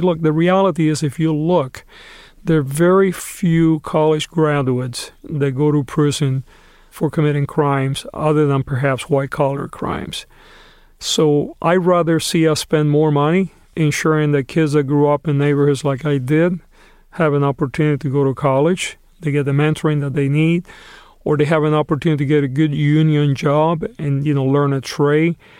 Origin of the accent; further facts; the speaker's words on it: Los Angeles, California, United States; my hometown happens to be the largest incarcerator in the country